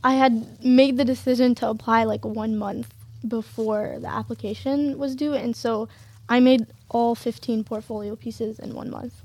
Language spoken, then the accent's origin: English; Detroit, Michigan, United States; my parents immigrated from Syria and born and raised in Detroit, Michigan